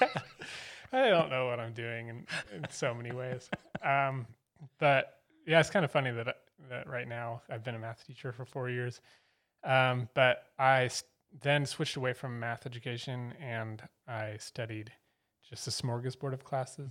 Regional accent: Fort Collins, Colorado, United States; moved away as an adult; now in Asheville, United States; I was born in Fort Collins and spent the first eighteen years of my life there

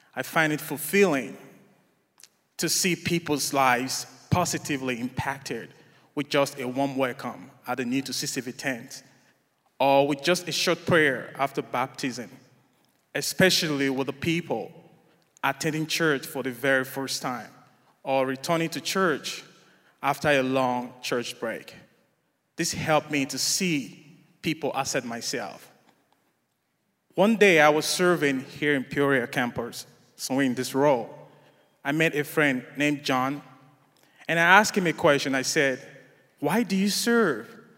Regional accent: Nigeria; now in United States; I'm originally from Nigeria

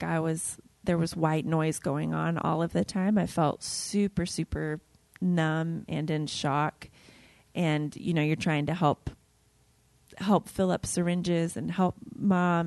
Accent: Ohio, United States; moved away as an adult; now in Dallas, United States; my small hometown in Ohio

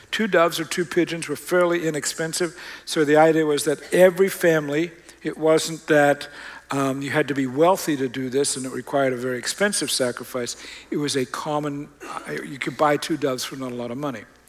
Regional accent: Australia; moved away; I grew up in Australia.

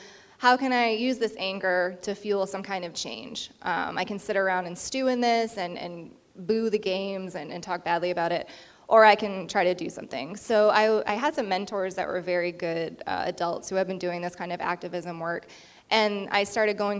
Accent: Indian Island, Penobscot Nation, Maine, United States; I was raised on Indian Island, the Penobscot Nation. I'm a Penobscot tribal citizen

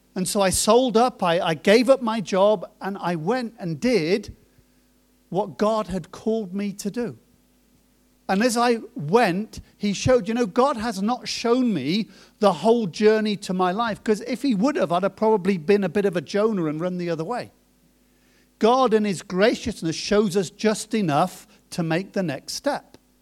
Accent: Coventry, West Midlands, United Kingdom; moved away as an adult; also born or lived in Germany / Cambridge / Norwich / New Zealand; I was born in Germany, My parents moved from Germany to Cambridge and then from Cambridge to Coventry, and then I was in Coventry until I was about, uh, twenty-one, twenty-two.

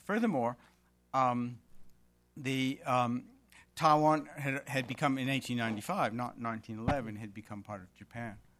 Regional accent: Melbourne, Victoria, Australia; identifying as an Australian, as a Victorian, I live in the state of Victoria, and as a Melburnian

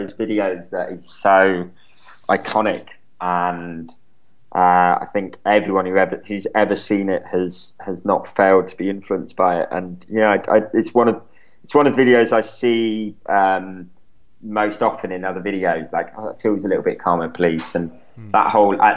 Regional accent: United Kingdom; I'm British

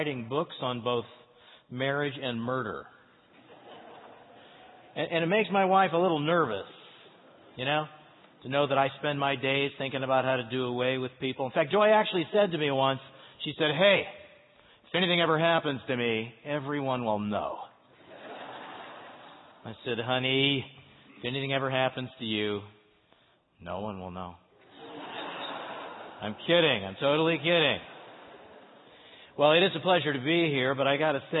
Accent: St. Louis, Missouri, United States; now in Cary, United States; I grew up in St. Louis. I'm a Midwesterner

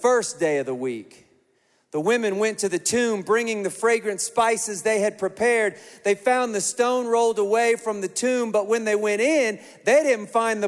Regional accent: Kansas, United States; I grew up in Kansas in a trailer

